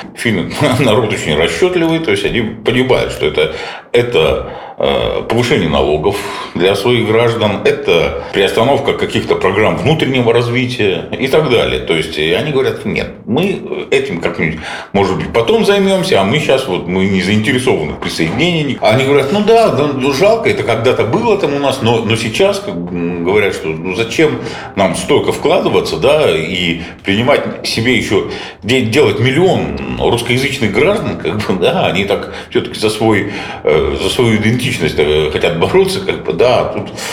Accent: Republic of Karelia, Russia; я сам как уроженец Карелии

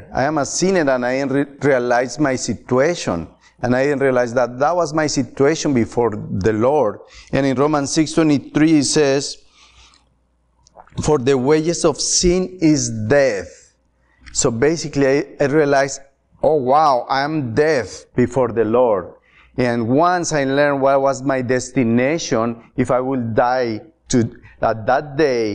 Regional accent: Colombia; also born or lived in Atlanta, Georgia; now in Ohio, United States; I'm from Colombia, and I grew up in a Catholic home

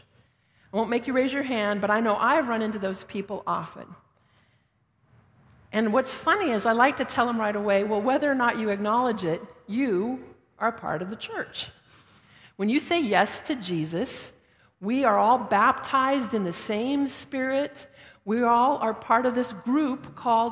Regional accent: Denver, Colorado, United States; now in Thorold, Canada; I'm from out west. I was born and raised in Denver

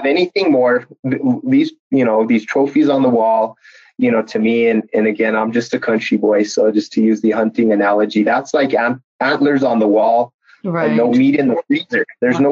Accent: northern New Mexico, United States; my home community in my home state of New Mexico

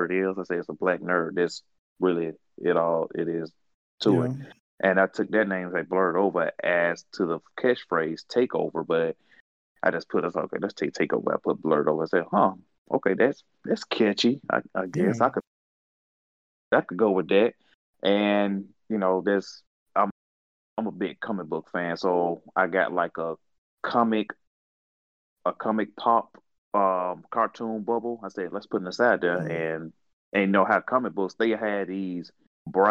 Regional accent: United States; I'm from America

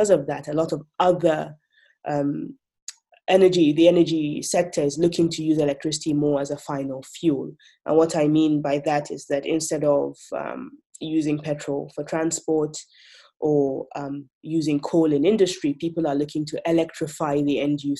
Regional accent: Nigeria; Nigeria, because I am from Nigeria

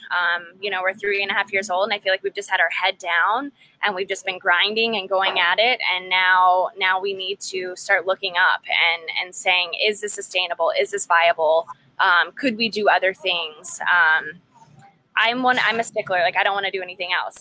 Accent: College Station, Texas, United States; moved away; also born or lived in Fort Worth, Texas / Yosemite National Park, California; I'm from College Station, Texas, which not many people know

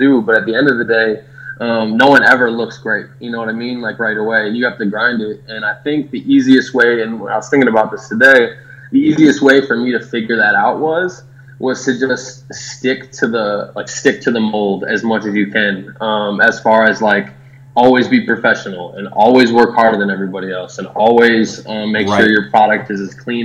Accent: Milwaukee, Wisconsin, United States; now in Austin, United States; I'm from Milwaukee

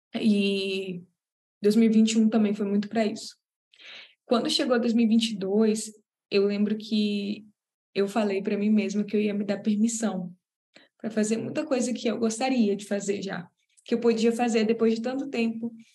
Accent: Belém, Pará, Brazil; moved away; para voltar para lá, para Belém, que é de onde eu sou, de onde minha família é

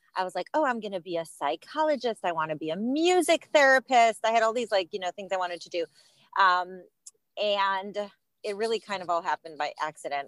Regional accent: Cleveland, Ohio, United States; I was raised in Cleveland, Ohio, and that's where I live today.

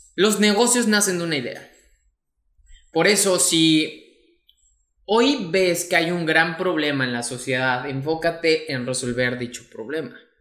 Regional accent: Mexico; mexicano, emprendedor y empresario

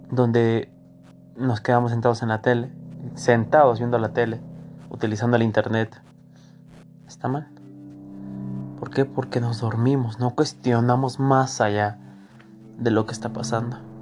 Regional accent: Mexico; nosotros como mexicanos

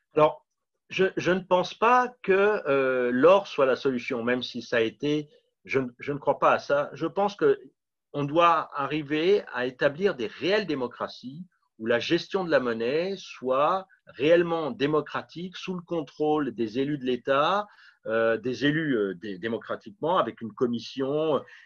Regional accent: Paris, Île-de-France, France; also born or lived in Montreal; revenir à Paris puisque je suis parisien à l'origine

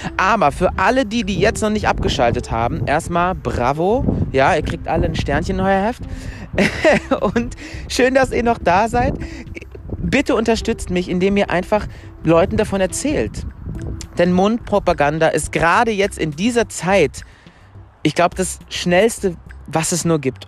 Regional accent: Mülheim an der Ruhr, North Rhine-Westphalia, Germany; now in Stuttgart, Germany; bin geboren in Mülheim an der Ruhr, falls das irgendjemand kennt. Das ist eine Stadt in Nordrhein-Westfalen

